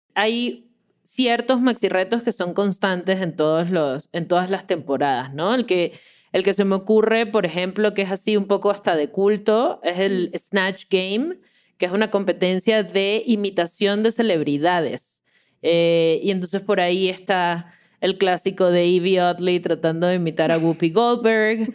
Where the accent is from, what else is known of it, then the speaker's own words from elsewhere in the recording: Caracas, Capital District, Venezuela; moved away as an adult; now in Mexico City, Mexico; soy de Caracas, pero hace, bueno, ya cinco años vivo en la, grandiosa Ciudad de México